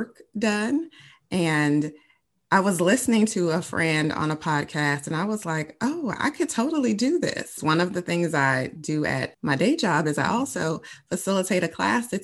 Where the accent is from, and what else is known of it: Chicago, Illinois, United States; born or raised there